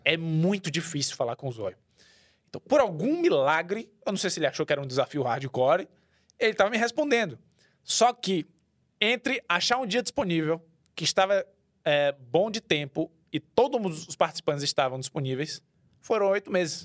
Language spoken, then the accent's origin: Portuguese; Bahia, Brazil; also born or lived in Lauro de Freitas / São Paulo; eu sou baiano